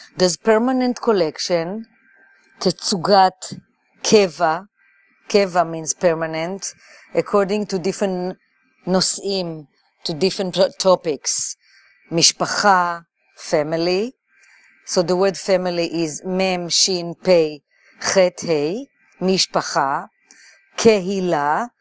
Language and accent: English; Jerusalem, Israel; also born or lived in New York City; now in New York, United States; I was born in Jerusalem, and when I moved to New York